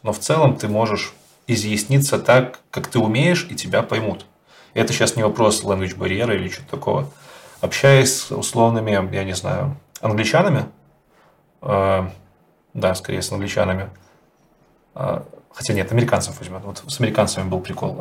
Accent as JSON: {"language": "Russian", "country": "Belarus", "said": "Я как белорус"}